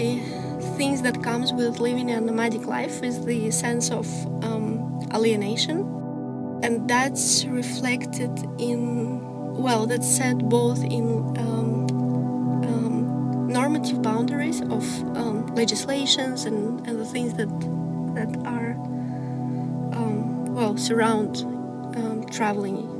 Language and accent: English; Almaty, Kazakhstan; now in Los Angeles, United States; I'm from Kazakhstan, so I should start from there. And I was born at the time it was a capital, the big city for Kazakhstan, called Almaty